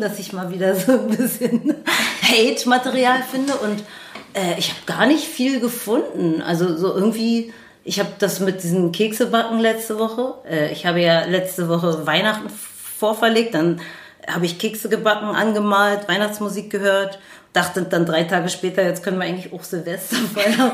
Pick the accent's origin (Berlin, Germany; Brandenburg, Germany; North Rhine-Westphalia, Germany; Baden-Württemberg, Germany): Berlin, Germany; also born or lived in Neukölln, Berlin; wir sind ja beide nicht in Schöneberg geboren, aber aufgewachsen